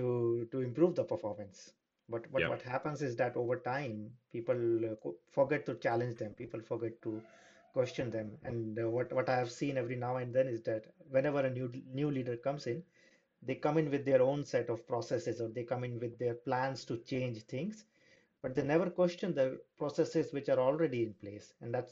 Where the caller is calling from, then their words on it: Amsterdam, North Holland, Netherlands; I'm calling in from Amsterdam.